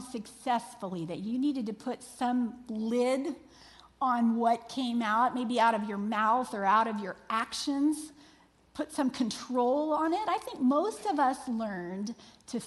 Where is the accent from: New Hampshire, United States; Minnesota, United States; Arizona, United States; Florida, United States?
Florida, United States; I was raised in Florida, which is basically a big marshy peninsula covered in water.